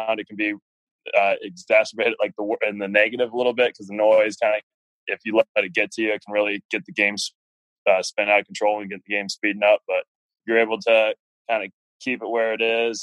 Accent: Cincinnati, Ohio, United States; also born or lived in Chicago, Illinois; I'm originally from Cincinnati, Ohio. Wasn't born there. I was born in Chicago, moved all over the country for my first 8 years of life, but then we settled here

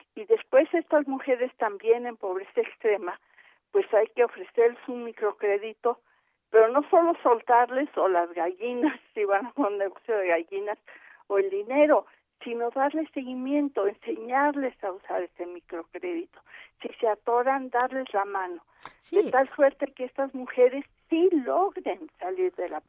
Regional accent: Mexico

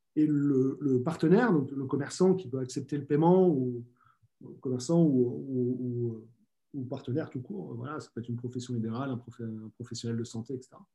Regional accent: France; chez nous en France

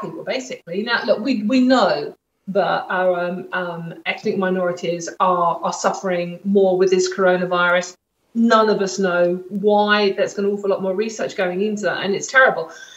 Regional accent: London, United Kingdom; where I grew up in Stratford, in East London

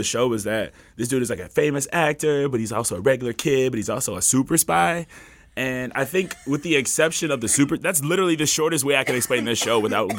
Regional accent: Chicago, Illinois, United States; I'm from Chicago.

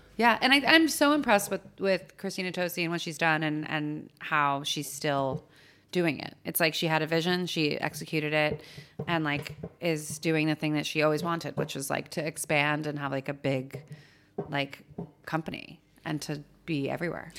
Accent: Los Angeles, California, United States; born or raised there; moved away as an adult; also born or lived in San Francisco; now in New York, United States

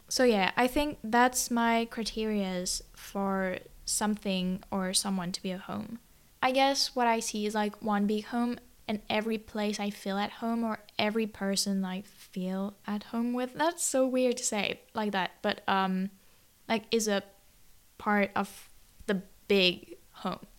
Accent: Toulouse, Occitania, France; moved away; it was my home country or, like, m, my birth country would be more accurate

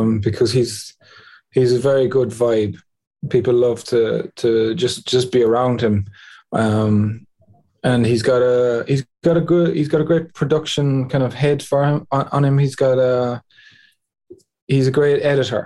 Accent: Cork, Munster, Ireland; moved away as an adult; now in Ennistymon, Ireland; I grew up in Cork, but I moved here

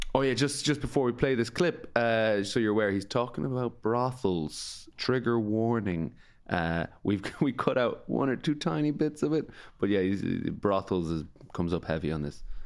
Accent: County Galway, Ireland; I'm from Galway

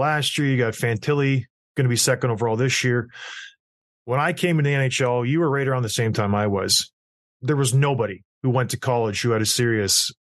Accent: St. Catharines, Ontario, Canada; I grew up in St. Catharines, Ontario

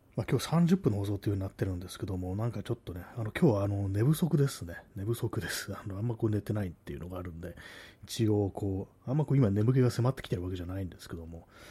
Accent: Tokyo, Japan; accent: Tokyo accent; 私、あの、東京の人間なんですけども、まあ、自分ではね、意識してないんですけども、多分まあその東京なまりというか

